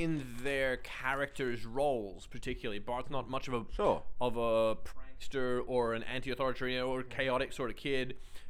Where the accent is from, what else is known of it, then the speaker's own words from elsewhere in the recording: Australia; We're Australian